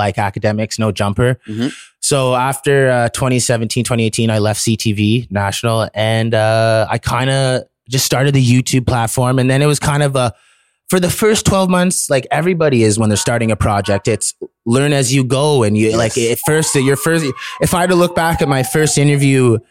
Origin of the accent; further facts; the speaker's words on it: Ottawa, Ontario, Canada; also born or lived in Toronto; I grew up in Ottawa from a young child